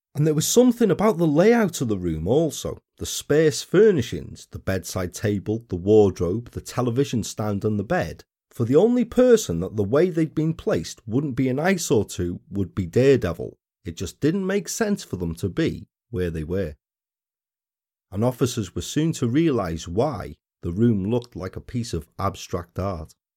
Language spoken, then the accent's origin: English; Wales, United Kingdom; we're back in my home country, although not this time up in my part.